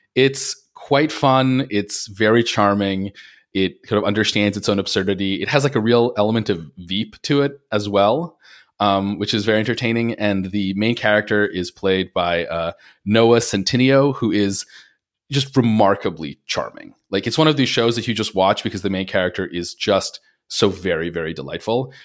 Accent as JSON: {"language": "English", "area": "Long Island", "region": "New York", "country": "United States", "tie": "born or raised there", "said": "growing up on Long Island"}